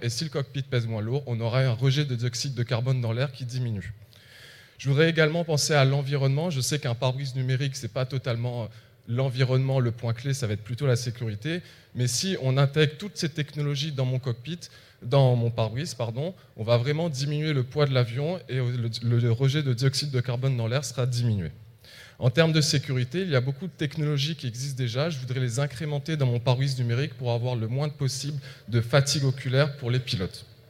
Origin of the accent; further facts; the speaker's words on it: Réunion; moved away as an adult; also born or lived in metropolitan France; now in France; je viens de l'île de la Réunion. Ça fait 4 ans que je suis en métropole